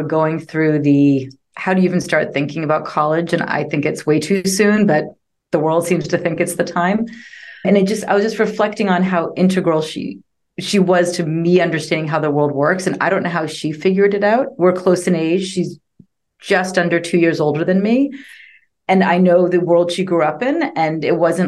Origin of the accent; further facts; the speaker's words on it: Boston, Massachusetts, United States; moved away as an adult; also born or lived in London, England; now in Austin, United States; I grew up outside of Boston in the suburbs.